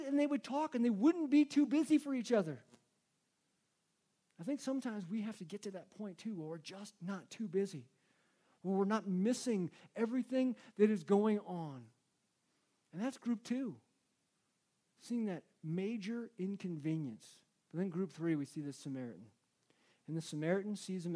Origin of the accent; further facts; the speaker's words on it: United States; I'm an American